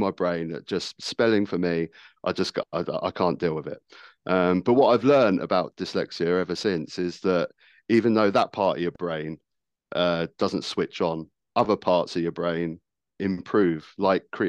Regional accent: Worthing, South East England, United Kingdom; also born or lived in Brighton; I grew up in Worthing, which is the town next to me in Brighton here

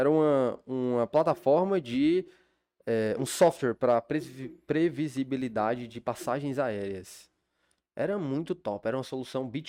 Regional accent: Fortaleza, Ceará, Brazil; moved away as an adult; also born or lived in Belo Horizonte, Minas Gerais; Eu fui pra Minas, eu nasci aqui em Fortaleza, mas fui morar em BH é, aos

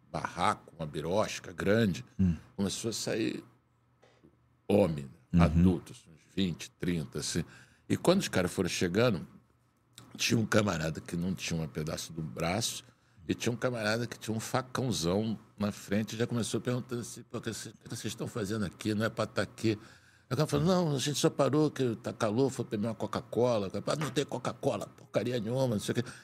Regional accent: Rio de Janeiro, Brazil; Ah, não, não, a gente é do Rio de Janeiro, não tem problema nenhum.

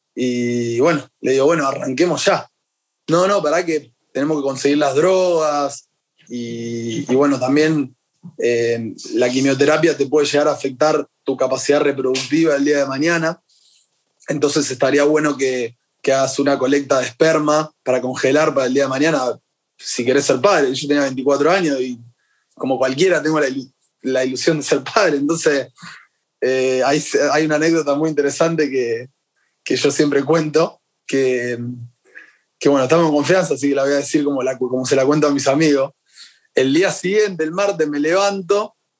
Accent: Rosario, Santa Fe, Argentina; Yo soy acá de Rosario

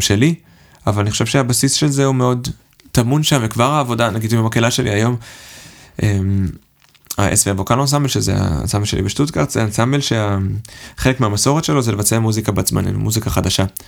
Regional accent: Herzliya, Tel Aviv District, Israel; moved away as an adult; now in Stuttgart, Germany; אני במקור מהרצליה, וגדלתי שם

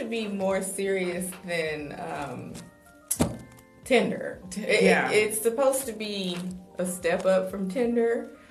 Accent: Bay Area, California, United States; now in Los Angeles, United States; I'm originally from the Bay Area, but I've been here forever.

